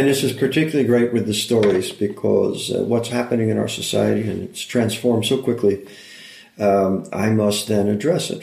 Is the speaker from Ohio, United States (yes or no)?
no; upstate New York, United States; moved away as an adult; also born or lived in Iowa / Los Angeles, United States; now in Santa Barbara, United States; always my perspective and my heart are in New York